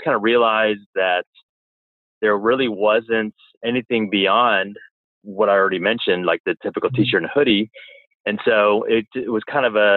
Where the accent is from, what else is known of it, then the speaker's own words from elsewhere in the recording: Orange County, California, United States; I'm from Orange County, California.